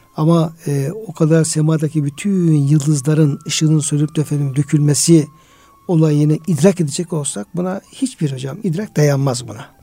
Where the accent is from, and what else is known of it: Artvin, Turkey